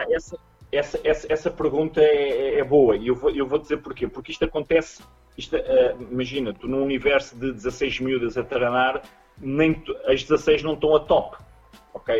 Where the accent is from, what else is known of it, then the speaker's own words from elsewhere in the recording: Coimbra, Centro, Portugal; moved away as an adult; now in Lisbon, Portugal; Eu, como não sou de Lisboa, graças a Deus, nasci em Coimbra